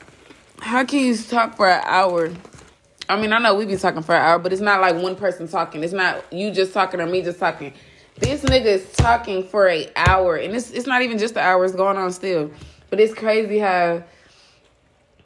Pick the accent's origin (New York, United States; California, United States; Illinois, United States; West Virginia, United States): California, United States; Long Beach; I'm from Long Beach